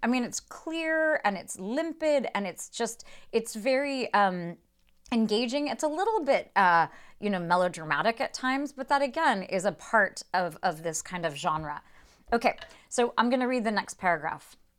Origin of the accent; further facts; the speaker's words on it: United States; as an American reader